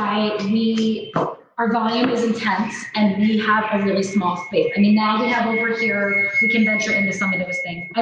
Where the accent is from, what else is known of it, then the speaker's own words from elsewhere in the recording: Catskill, New York, United States; I grew up in the town of Catskill itself